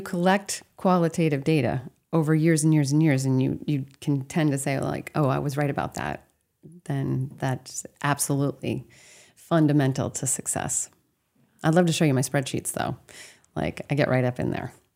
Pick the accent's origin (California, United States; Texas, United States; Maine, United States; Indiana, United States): Maine, United States; Castine; I'm from the Castine Down East area